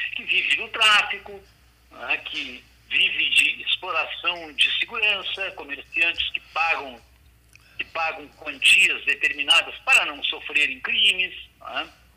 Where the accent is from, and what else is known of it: Brazil